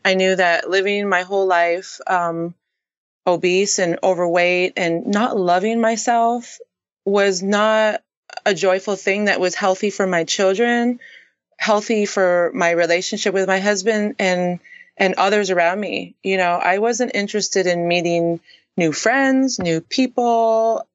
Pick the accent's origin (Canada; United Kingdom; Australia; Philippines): Canada; now in San Diego, United States; I currently live in San Diego, California. Um, I am actually Canadian.